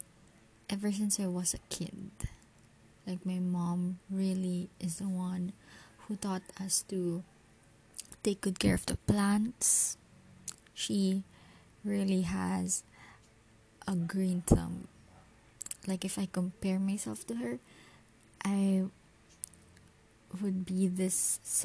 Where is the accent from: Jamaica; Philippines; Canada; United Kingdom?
Philippines; As a Filipino